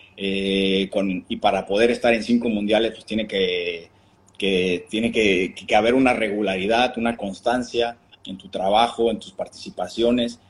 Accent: Mexico; como mexicano

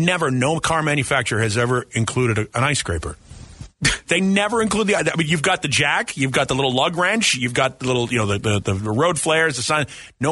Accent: Northeast, United States; moved away; also born or lived in Cape Cod; growing up in the Northeast

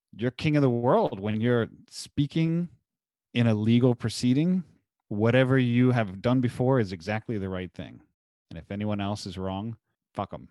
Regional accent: Munster, Indiana, United States; my hometown of Munster, Indiana currently

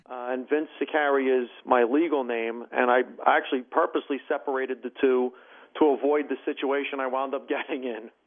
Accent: Hackensack, New Jersey, United States; also born or lived in Bergenfield / Paramus; my first four years, I grew up in Bergenfield. Then we moved to Hackensack. And by the time we were in seventh grade, I moved to Paramus

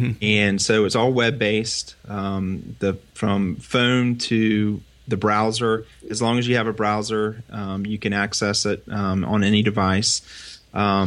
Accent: Northeast Florida, United States; I'm from Florida, Northeast Florida, real close to the Georgia border

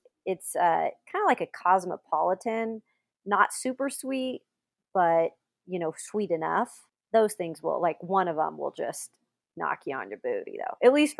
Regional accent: West Coast, United States; I'm like from the West Coast.

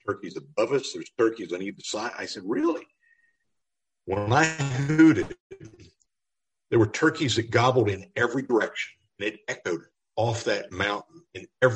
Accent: Pennsylvania, United States; my home state of Pennsylvania, when I grew up, the lower Susquehanna River Valley had zero turkeys

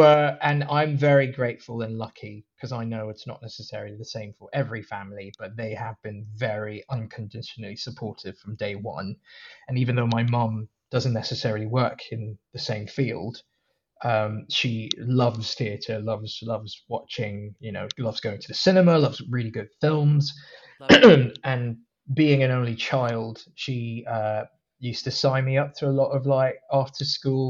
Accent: Hong Kong; also born or lived in Malaysia / Singapore; now in London, United Kingdom; So I was born in Malaysia, but that's only because my dad happened to be working there at the time. And we moved quickly after I was born to Singapore for a bit, and then moved to Hong Kong for a bit, where I spent a lot of years

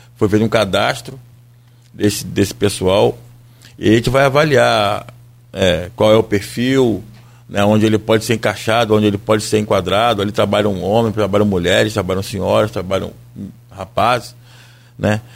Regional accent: Brazil; nós que, que somos brasileiros

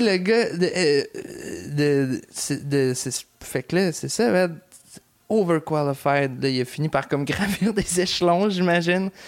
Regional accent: Lévis, Quebec, Canada; je viens du lieu Lévis

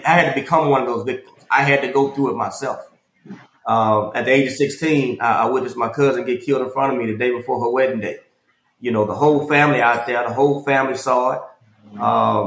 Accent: Houston, Texas, United States; I grew up in Northside, Houston, Texas, Acres Home

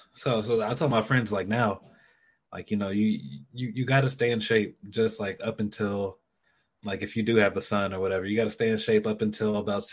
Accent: Marietta, Georgia, United States; born there; also born or lived in Atlanta / Louisville; I was born in the Atlanta area, in Marietta, actually. And then lived in Atlanta for a little bit.

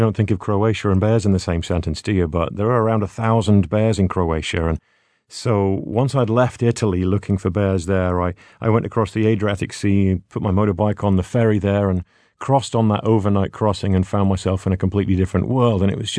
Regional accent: United Kingdom; You know, I'm from Britain, so we used to have bears, brown bears, same as our grizzly bears, until about 1,000 years ago.

